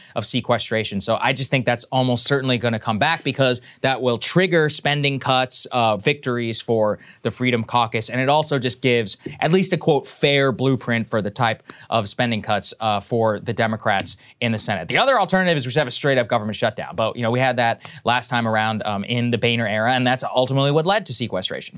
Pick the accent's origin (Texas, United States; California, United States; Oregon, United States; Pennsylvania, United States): Texas, United States; College Station; my hometown, College Station, the Georgia H W Bush presidential library is there.